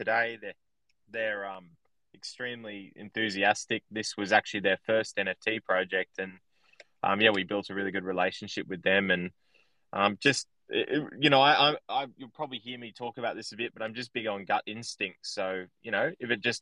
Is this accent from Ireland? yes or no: no; Sydney, New South Wales, Australia; I grew up in a town in Australia, or basically an area in Australia, in Sydney